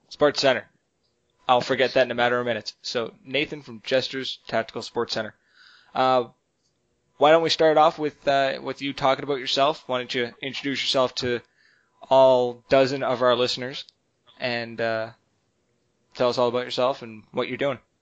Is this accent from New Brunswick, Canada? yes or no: yes; Oromocto, New Brunswick, Canada; moved away; you're actually in my hometown